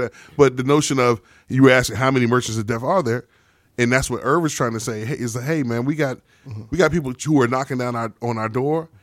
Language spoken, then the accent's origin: English; El Paso, Texas, United States; I was born in El Paso, Texas.